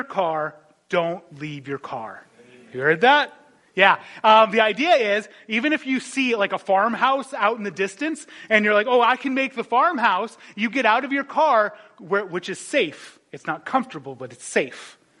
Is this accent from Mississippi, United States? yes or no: no; North Dakota, United States; moved away; I remember growing up in North Dakota